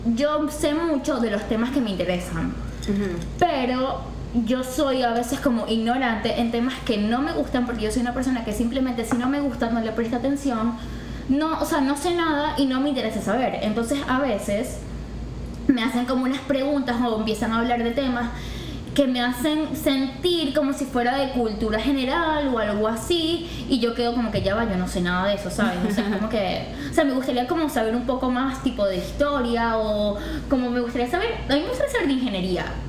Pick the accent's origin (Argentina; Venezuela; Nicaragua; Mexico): Venezuela; Maracaibo, Zulia; moved away as an adult; now in Houston, United States; soy de Maracaibo, Venezuela y me mudé acá a Houston el año pasado